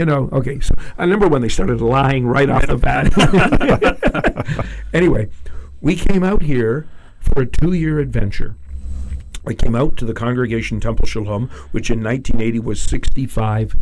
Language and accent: English; Toronto, Ontario, Canada; moved away as an adult; now in Vancouver, Canada; I'm from Toronto